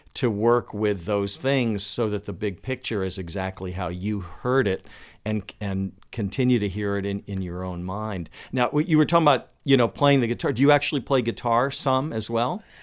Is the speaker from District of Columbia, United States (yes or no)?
yes; Washington, District of Columbia, United States; also born or lived in Los Angeles; now in Baltimore, United States; I moved here from, from Los Angeles, but I grew up in Washington, D C